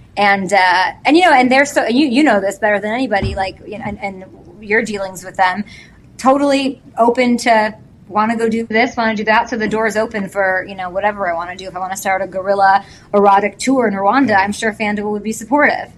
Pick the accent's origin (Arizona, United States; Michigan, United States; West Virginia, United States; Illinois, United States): Illinois, United States; Chicago; moved away as an adult; also born or lived in St. Louis; I'm from Chicago